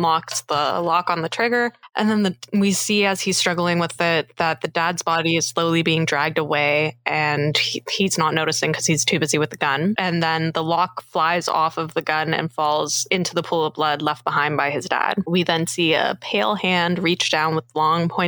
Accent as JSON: {"language": "English", "town": "Richmond Hill", "region": "Ontario", "country": "Canada", "tie": "born or raised there", "said": "I'm from Richmond Hill"}